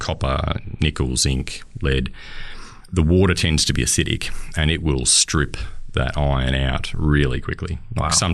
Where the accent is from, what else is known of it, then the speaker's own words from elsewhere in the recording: Kalgoorlie, Western Australia, Australia; moved away as an adult; now in Bendigo, Australia; I'm originally from Kalgoorlie and met my wife in Kalgoorlie